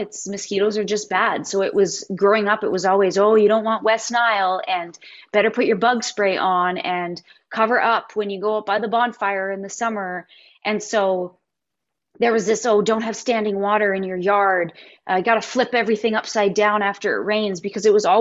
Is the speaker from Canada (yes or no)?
yes; Canada; I loved growing up in Canada